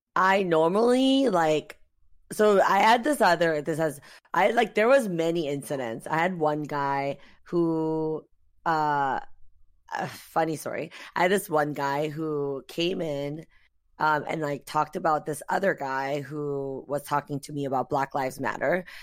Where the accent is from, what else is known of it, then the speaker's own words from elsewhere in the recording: South Korea; moved away; I was born and raised in Korea.